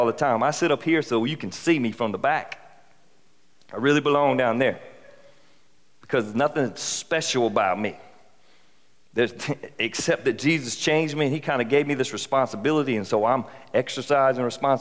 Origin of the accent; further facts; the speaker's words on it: South Carolina, United States; we're from South Carolina